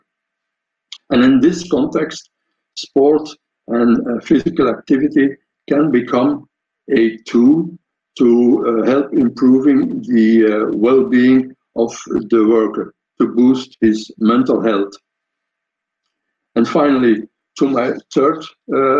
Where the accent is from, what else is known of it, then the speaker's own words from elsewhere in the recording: Belgium; I'm from Belgium, coming from Belgium